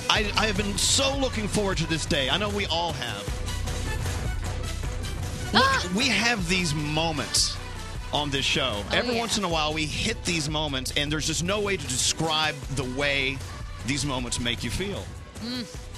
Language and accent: English; Texas, United States; I'm from Texas.